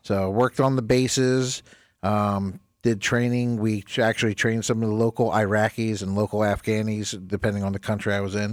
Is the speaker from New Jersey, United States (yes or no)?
yes; New Jersey, United States; moved away as an adult; I was actually an E M T in my hometown up in New Jersey